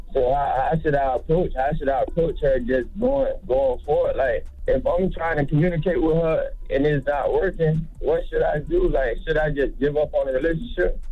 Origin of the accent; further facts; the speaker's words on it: Pompano Beach, Florida, United States; I'm from Florida, man. Pompano Beach